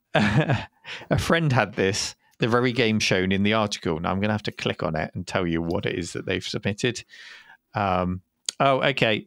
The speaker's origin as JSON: {"language": "English", "country": "United Kingdom", "said": "we're British"}